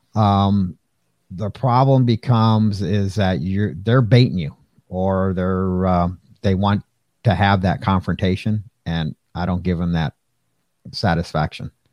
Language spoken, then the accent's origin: English; Pasadena, California, United States; grew up in Pasadena